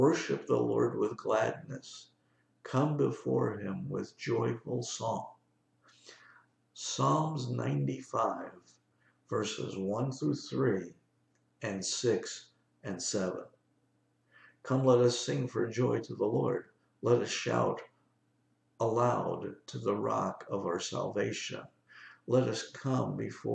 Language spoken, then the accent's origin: English; New York, United States; I'm a New Yorker